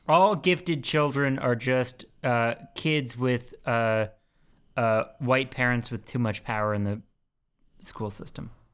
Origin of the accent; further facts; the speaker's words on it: California, United States; moved away; we're all from California and moved somewhere else